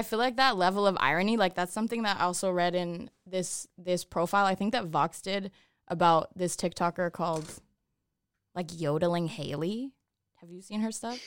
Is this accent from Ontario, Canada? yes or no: yes; Toronto, Ontario, Canada; I'm from Toronto